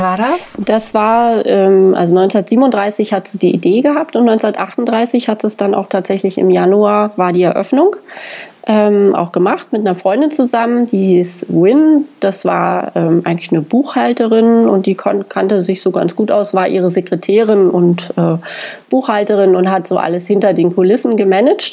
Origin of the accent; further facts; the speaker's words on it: Germany; als Deutsche